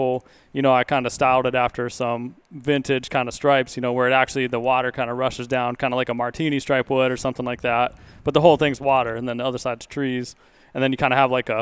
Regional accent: Montana, United States; also born or lived in Kentucky; now in Pacific Northwest, United States; I originally from Montana. And then I lived in Kentucky for a few years.

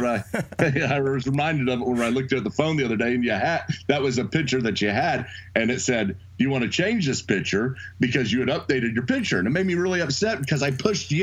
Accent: Edmond, Oklahoma, United States; also born or lived in Dallas, Texas; I'm from Oklahoma City, Edmond, actually, just right outside of Oklahoma City, and I have lived there most of my life

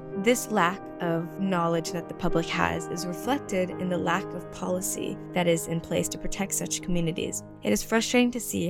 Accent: New York City, New York, United States; This is an issue that is also relevant in my hometown of New York City

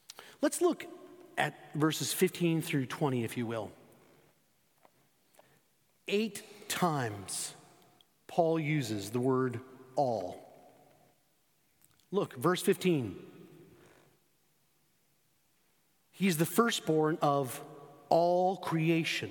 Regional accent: Spain; moved away; Growing up in Spain, when I was 14 and 15 years old

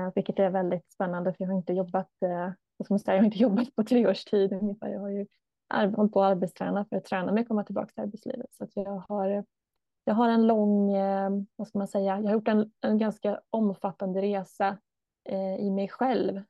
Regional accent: Stockholm area, Stockholm County, Sweden; moved away as an adult; now in Borås, Sweden; jag kommer från Stockholmshållet

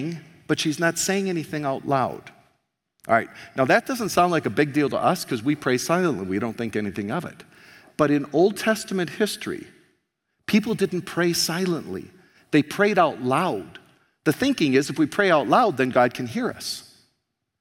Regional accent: United States; now in Canada; I'm an American here in Canada

